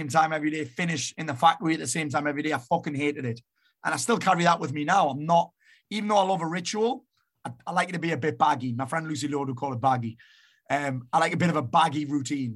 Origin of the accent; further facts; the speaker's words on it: Sunderland, North East England, United Kingdom; also born or lived in Marbella; now in South Shields, United Kingdom; I was born in Sunderland